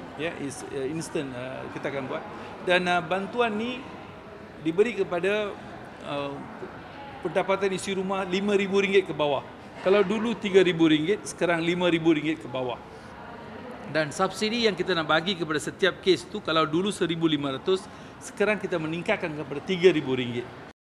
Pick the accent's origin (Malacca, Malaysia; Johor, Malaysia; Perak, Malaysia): Perak, Malaysia; Teluk Intan; Saya hanya imbas kembali kehidupan saya sewaktu dalam estate. Ya, saya ni daripada Teluk Intan, daripada estate juga.